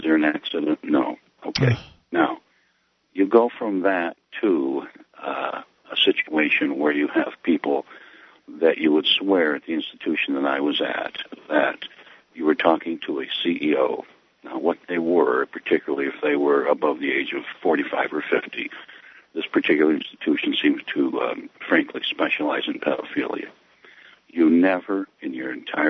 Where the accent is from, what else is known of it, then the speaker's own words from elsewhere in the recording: New York, United States; moved away; I'm from New York State originally